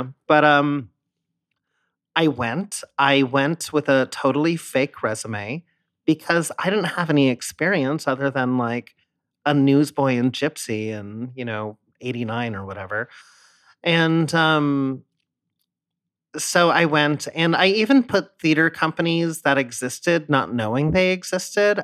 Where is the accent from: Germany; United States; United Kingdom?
United States; San Diego, California; moved away as an adult; also born or lived in Philadelphia; I grew up in San Diego, and the minute I turned eighteen, I moved to Philadelphia for school